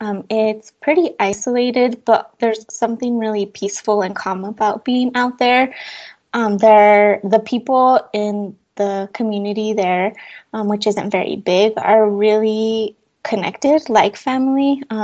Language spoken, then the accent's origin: English; Chihuahua, Mexico; now in United States; And I'm originally from Mexico. I was born in Chihuahua, Mexico.